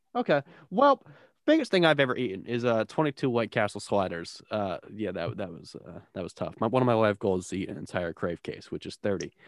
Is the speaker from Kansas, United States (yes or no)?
no; New Jersey, United States; I'm from South Central